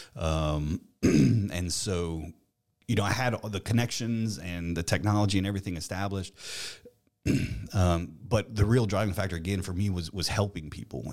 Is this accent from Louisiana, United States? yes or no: yes; Eunice, Louisiana, United States; I was born in Eunice, um, and actually my family's from there.